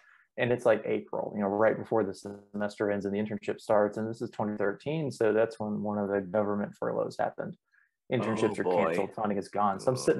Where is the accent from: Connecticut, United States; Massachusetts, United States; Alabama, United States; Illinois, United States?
Alabama, United States; also born or lived in Atlanta; now in Birmingham, United States; we're from Alabama, so we figured we'd move back closest to home. And so we looked up and picked Birmingham because it's the biggest city in Alabama.